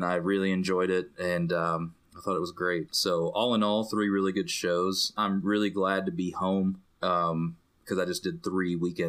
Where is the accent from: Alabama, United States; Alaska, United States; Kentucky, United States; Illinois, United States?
Kentucky, United States; I'm from Kentucky. That's how we do things down here.